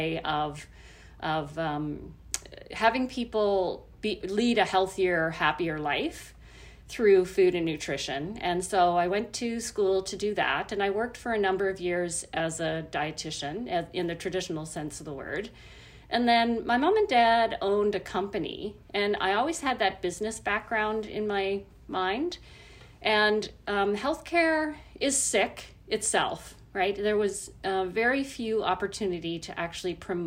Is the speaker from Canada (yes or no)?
yes; Nova Scotia, Canada; now in New Brunswick, Canada; I grew up in Nova Scotia